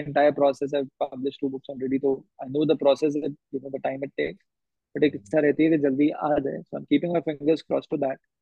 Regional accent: Haryana, India; आप और मैं हरियाणा से हैं

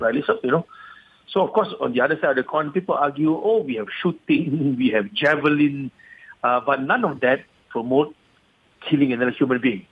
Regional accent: Malaysia; being a Malaysian patriot

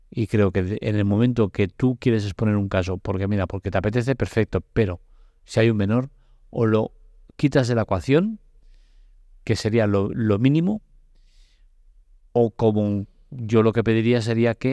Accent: Barcelona, Catalonia, Spain; me toca de cerca porque yo soy de Barcelona

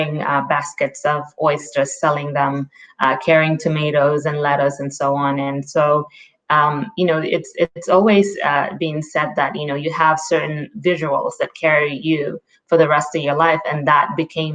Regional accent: Gambia; moved away; also born or lived in Raleigh, North Carolina, United States; I grew up in the Gambia, West Africa. My father is Gambian

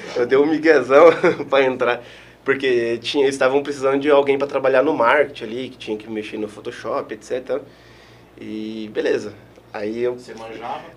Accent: Eldorado, Mato Grosso do Sul, Brazil; moved away as an adult; also born or lived in Itaquiraí, Mato Grosso do Sul; now in Marechal Cândido Rondon, Brazil; nasci em Itaquiraí, sou natural de Itaquiraí, e morei a minha vida toda em Eldorado, até antes de vir pra cá

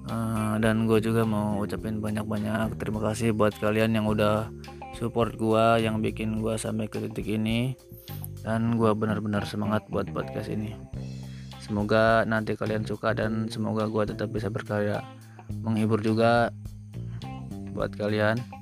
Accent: Pandeglang, Banten, Indonesia; born there; Gue lahir di Paneglang, 18 Januari 1999.

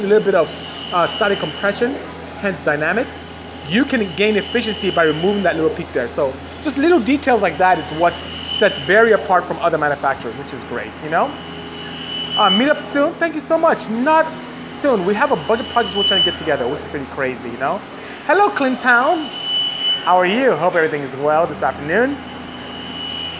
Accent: Nigeria; moved away as an adult; also born or lived in Ontario, California, United States; now in United States; I'm originally from Nigeria, but I'm here in the US. I've been here since 89, and I go home often

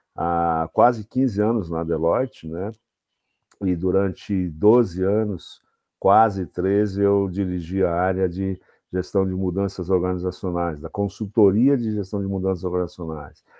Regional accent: São Paulo, Brazil; moved away as an adult; now in Jundiaí, Brazil; sou paulistano, sou da capital de São Paulo, mas moro há 11 anos na cidade de Jundiaí

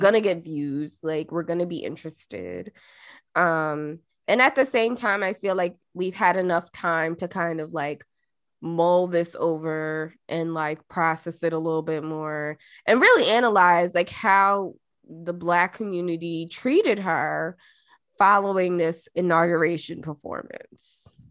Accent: Jamaica; moved away; being Jamaican

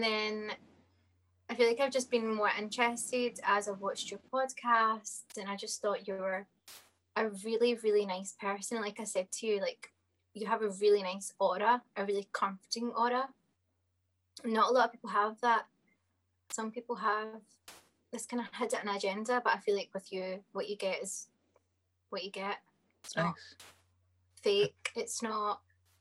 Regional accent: Dumbarton, Scotland, United Kingdom; also born or lived in Glasgow (Cathcart); And then I moved to Dumbarton, which I stayed there for about 7 to 8 years

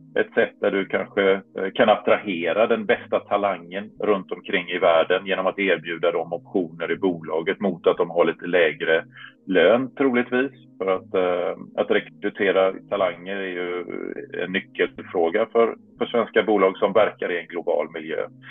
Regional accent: Varberg, Halland County, Sweden; moved away as an adult; now in Brussels, Belgium; hemma i Varberg när jag återvände till Varberg efter några, några år på andra ställen i världen

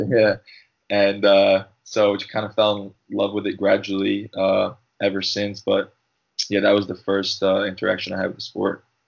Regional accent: New Jersey, United States; also born or lived in Long Island, New York; I lived there till I was about seven, and then my family moved to New Jersey because uh, my dad uh, was a priest

